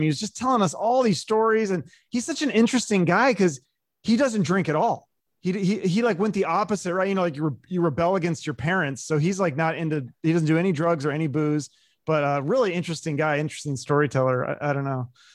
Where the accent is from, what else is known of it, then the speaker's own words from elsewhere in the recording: Seattle, Washington, United States; I was growing up in Seattle